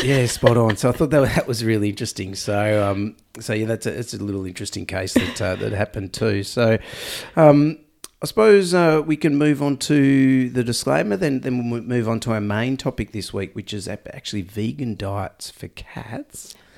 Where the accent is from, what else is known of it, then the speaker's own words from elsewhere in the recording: Australia; accent: Aussie; I'm extra Aussie nasal tone at the moment